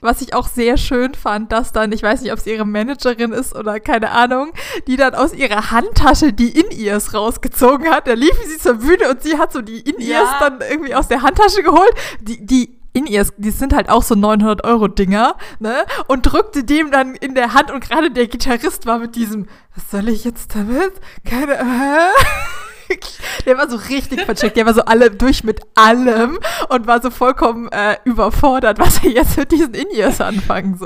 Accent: Germany; als Deutsche

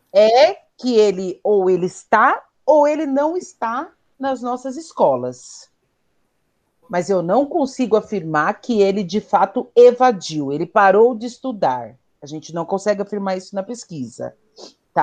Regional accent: São Paulo, Brazil; nascida e criada na Brasilândia

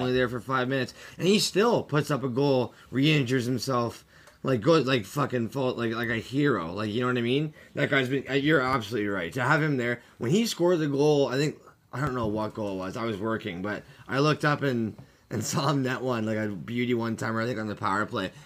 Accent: Canada; as a Canadian and growing up in Canada my whole life

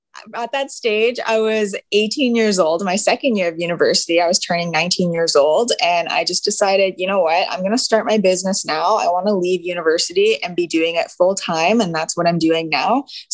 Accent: Swan Lake First Nation, Manitoba, Canada; I am from Swan Lake First Nation, Treaty 1 Territory

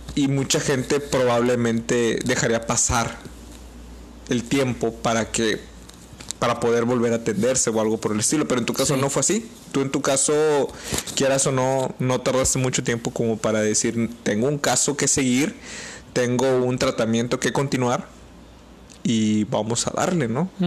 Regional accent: Mexico; como mexicanos

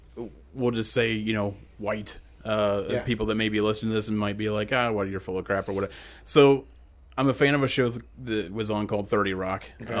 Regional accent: Ohio, United States; You know, being growing up in Podunk, Ohio, where everything's surrounded by corn.

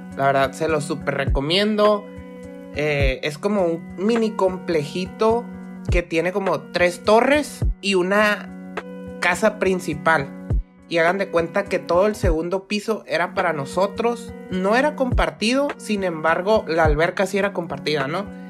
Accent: Mexico; somos los únicos mexicanos aquí sentados en el restaurante

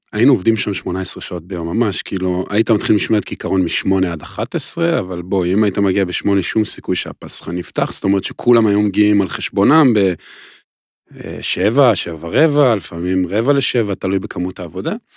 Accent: Israel; אני והוא גדלנו כאילו באותו, באותו אזור, אותו מושב

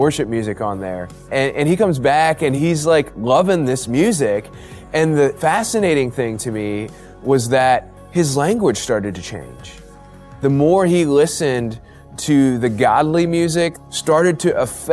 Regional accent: Ohio, United States; moved away as an adult; also born or lived in Chicago; I grew up in Ohio

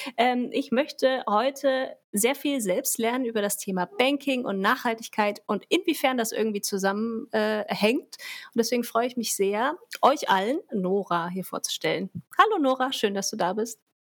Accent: Germany; bei uns in Deutschland

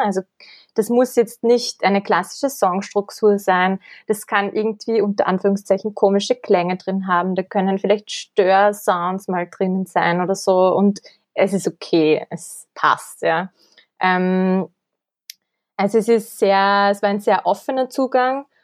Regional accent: Kremsmünster, Upper Austria, Austria; moved away as an adult; now in Vienna, Austria; Ich komme aus Oberösterreich, aus dem schönen Grimmsmünster

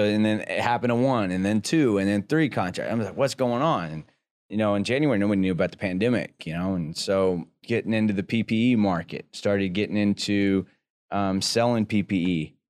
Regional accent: Texas, United States; I'm good in that because I came from South Texas oil field.

